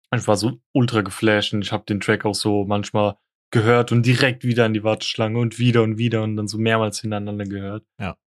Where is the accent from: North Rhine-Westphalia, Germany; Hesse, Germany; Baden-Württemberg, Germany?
Hesse, Germany; Frankfurt; bei uns in Frankfurt